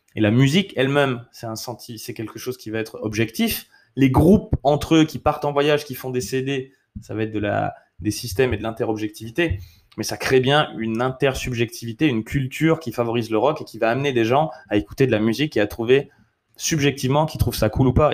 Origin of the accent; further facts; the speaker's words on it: France; also born or lived in United States; je suis français